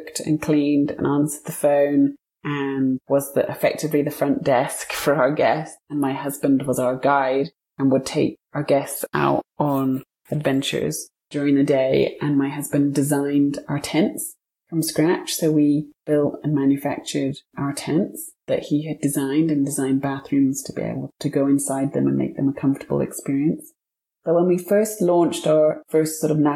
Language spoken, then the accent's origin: English; United Kingdom; moved away as an adult; now in Montana, United States; I'm British, but my husband was born and raised in Montana